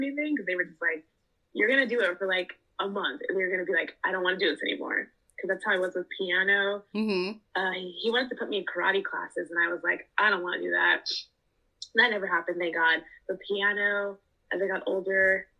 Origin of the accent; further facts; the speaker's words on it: Los Angeles, California, United States; born and raised in Los Angeles